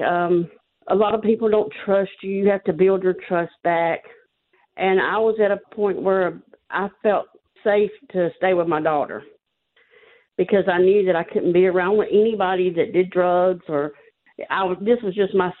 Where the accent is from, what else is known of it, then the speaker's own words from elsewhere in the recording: Georgia, United States; I'm from Georgia